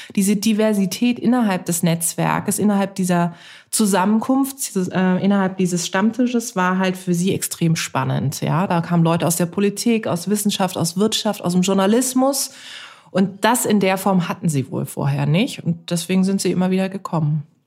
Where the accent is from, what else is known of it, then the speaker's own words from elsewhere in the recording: Karlsruhe, Baden-Württemberg, Germany; moved away; ich bin in Karlsruhe geboren und aufgewachsen und meine Eltern sind da auch noch